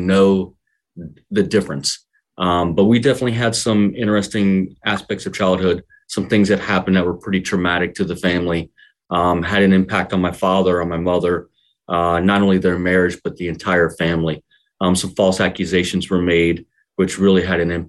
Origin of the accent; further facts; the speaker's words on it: Milford, Ohio, United States; I grew up in Milford, small family, mother and father and a brother